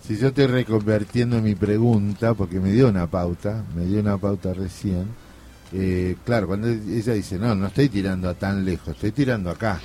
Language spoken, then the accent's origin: Spanish; a hometown near the Iberá wetlands, Corrientes, Argentina; moved away; me fui a mi pueblo y recorrí la, laguna del Iberá